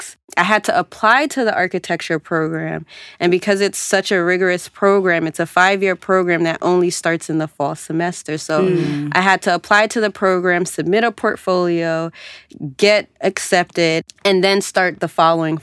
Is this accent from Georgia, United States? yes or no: yes; Georgia, United States; moved away as an adult; at the time I was coming from Georgia, going to a school up north